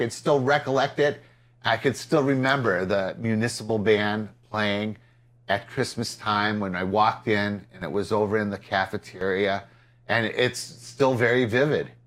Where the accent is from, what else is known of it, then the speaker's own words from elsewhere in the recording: Peru, Illinois, United States; Peru, my hometown